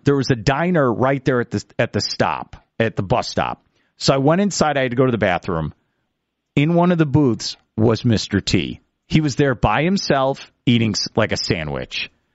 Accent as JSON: {"language": "English", "town": "Chicago", "region": "Illinois", "country": "United States", "tie": "born or raised there", "said": "growing up in Chicago"}